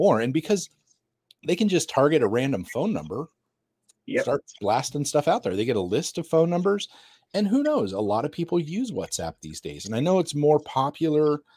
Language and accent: English; United States; I'm American